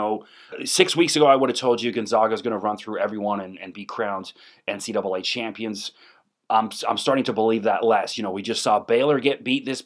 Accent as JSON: {"language": "English", "country": "Canada", "said": "I grew up playing hockey. I'm Canadian"}